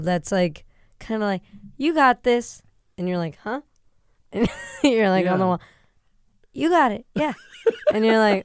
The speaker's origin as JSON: {"language": "English", "region": "New Hampshire", "country": "United States", "also_born_or_lived": "Manchester, New Hampshire", "said": "Not a Mainer, but I'm from New Hampshire"}